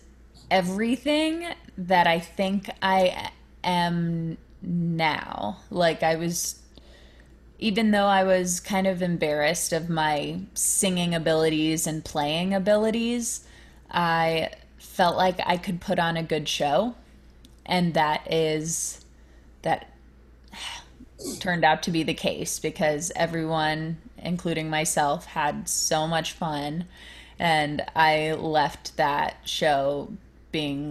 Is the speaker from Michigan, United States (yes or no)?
no; Virginia, United States; that's where I grew up in Virginia.